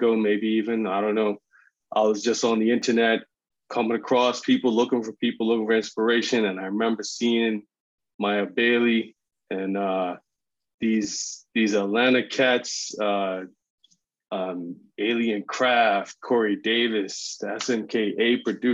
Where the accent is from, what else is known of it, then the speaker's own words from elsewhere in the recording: Bermuda; I'm from Bermuda.